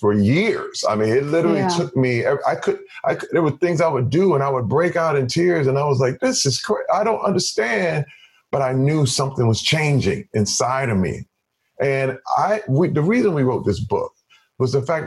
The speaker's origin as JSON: {"language": "English", "town": "Flint", "region": "Michigan", "country": "United States", "tie": "born or raised there", "said": "where I grew up in Flint, Michigan, in African-American culture"}